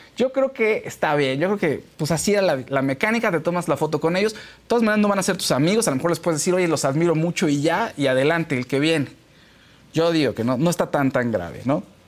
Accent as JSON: {"language": "Spanish", "country": "Mexico", "said": "en nuestro país"}